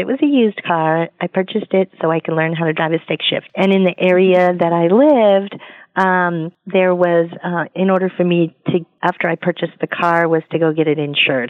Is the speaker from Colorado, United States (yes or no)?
yes; Colorado, United States; Well, actually, I am from Colorado.